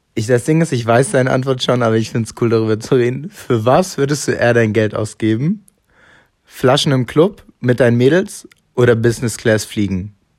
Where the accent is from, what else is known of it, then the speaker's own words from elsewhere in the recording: Hamburg, Germany; ich bin in Hamburg aufgewachsen, groß geworden